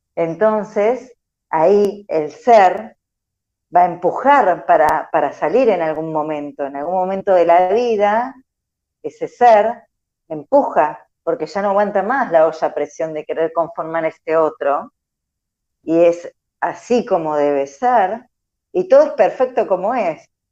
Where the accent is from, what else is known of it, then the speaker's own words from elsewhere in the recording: Argentina; somos una sociedad argentina muy psicoanalítica, muy carne de diván